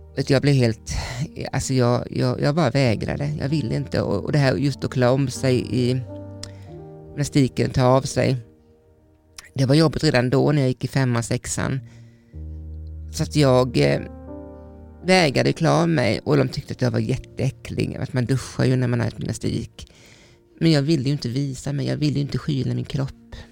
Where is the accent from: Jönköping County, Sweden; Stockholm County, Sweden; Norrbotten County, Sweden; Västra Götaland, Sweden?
Jönköping County, Sweden; Vetlanda; Jag kommer från Småland och jag är uppvuxen eh, med min pappa och mamma